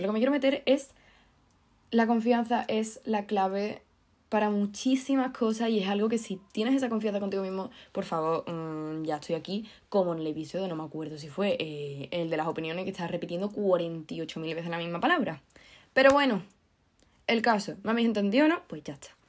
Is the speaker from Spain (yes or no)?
yes; Andalusia, Spain; que soy andaluza